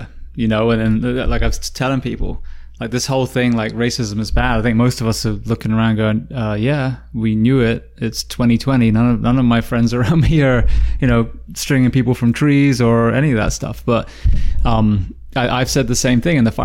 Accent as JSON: {"language": "English", "region": "England", "country": "United Kingdom", "moved": "as an adult", "lives_now": "United States", "said": "I'm from England"}